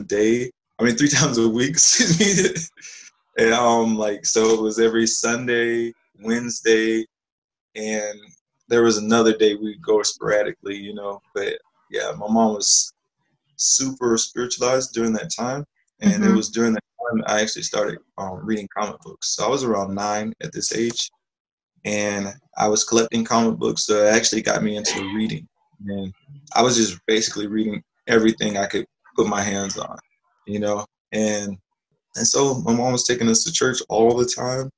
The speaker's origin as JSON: {"language": "English", "town": "Live Oak", "region": "Florida", "country": "United States", "tie": "born or raised there", "said": "I grew up in Live Oak, Florida"}